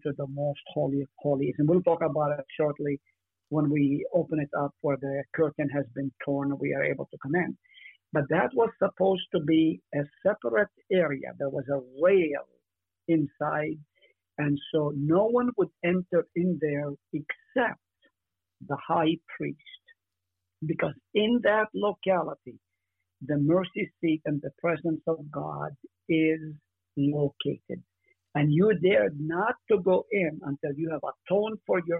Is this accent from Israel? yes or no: yes; Israel; moved away; I grew up in Israel